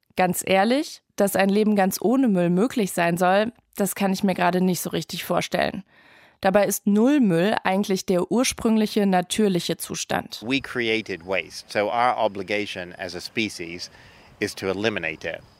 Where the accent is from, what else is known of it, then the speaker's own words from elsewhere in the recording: Germany; wir in Deutschland